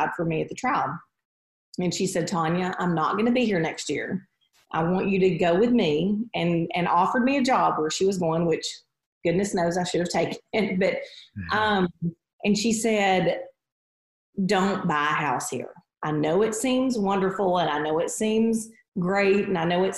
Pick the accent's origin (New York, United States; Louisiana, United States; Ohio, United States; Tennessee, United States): Tennessee, United States; Chattanooga; So I grew up in Chattanooga, Tennessee. So I grew up here, lived here my whole life.